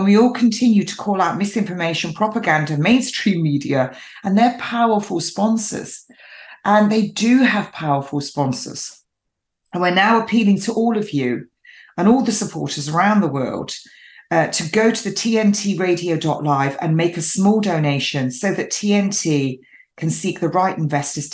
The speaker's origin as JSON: {"language": "English", "region": "England", "country": "United Kingdom", "tie": "born or raised there", "said": "I am English, born and bred, an English rose."}